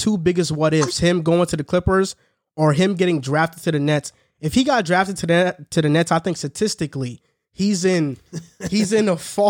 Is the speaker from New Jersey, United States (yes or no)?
yes; New Jersey, United States; I'm from New Jersey.